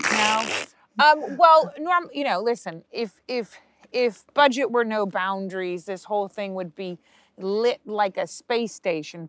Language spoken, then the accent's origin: English; United States; as an American